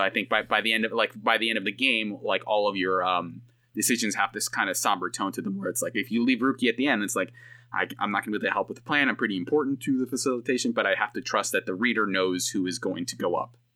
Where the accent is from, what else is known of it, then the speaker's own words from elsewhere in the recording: Bay Area, California, United States; I'm from the Bay Area